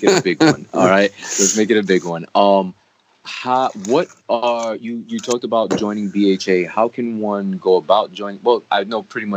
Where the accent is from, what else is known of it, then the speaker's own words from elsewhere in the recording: New York City, New York, United States; as a New Yorker